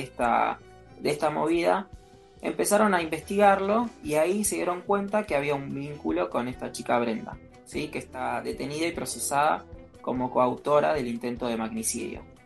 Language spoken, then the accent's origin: Spanish; Argentina; nuestro país, nuestra querida Argentina